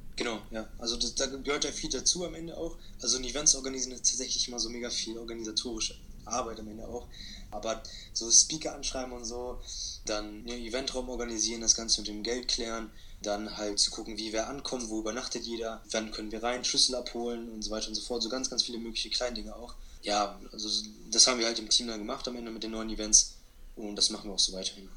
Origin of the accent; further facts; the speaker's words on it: Hanover, Lower Saxony, Germany; ich bin 17 Jahre alt und ich komme aus Hannover